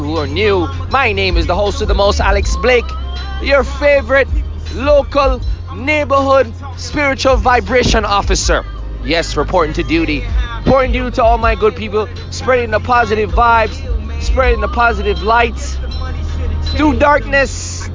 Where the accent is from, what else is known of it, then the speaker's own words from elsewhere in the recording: Jamaica; now in Austin, United States; I'm Jamaican